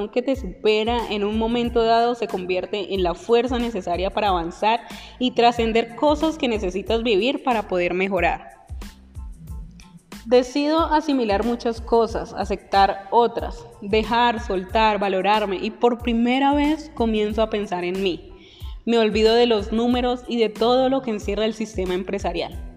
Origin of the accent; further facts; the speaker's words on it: Palmira, Valle del Cauca, Colombia; also born or lived in Medellín; Tengo 39 años, nací en la ciudad de Medellín, Antioquia. Cuando era niño nos mudamos al Valle del Cauca, específicamente en Palmira. Allí crecí